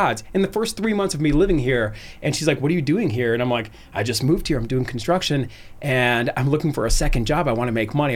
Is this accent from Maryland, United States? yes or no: no; Cleveland, Ohio, United States; moved away as an adult; also born or lived in Arizona; I was born and raised in Cleveland